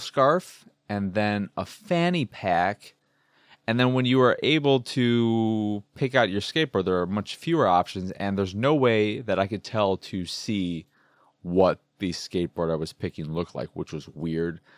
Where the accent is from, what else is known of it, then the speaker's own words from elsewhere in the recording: United States; that is the bird of my home state